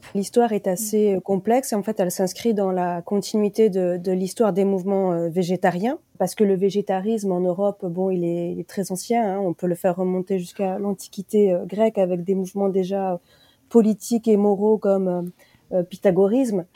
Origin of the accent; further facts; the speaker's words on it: France; chez nous, en France